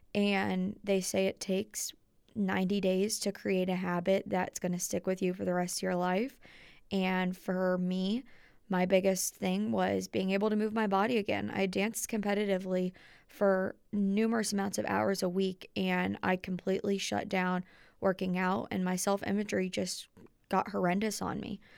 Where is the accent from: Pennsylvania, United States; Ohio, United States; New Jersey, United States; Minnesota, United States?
Ohio, United States; Dayton; moved away as an adult; My hometown is in Dayton, Ohio